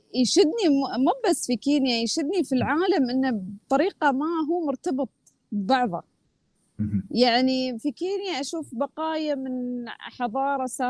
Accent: Oman; اني انا من عمان

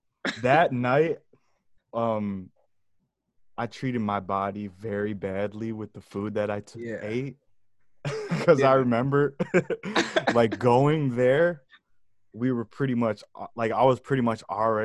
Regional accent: Michigan, United States; also born or lived in Georgia; I am from Michigan. All around Michigan, because I've been moving around my whole life. Back and forth from Georgia to Michigan.

